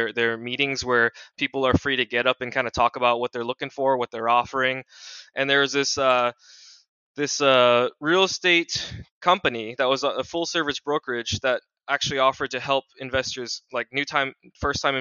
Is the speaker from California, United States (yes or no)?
no; Washington, United States; born and raised in Washington State. Very familiar with the Seattle Tacoma area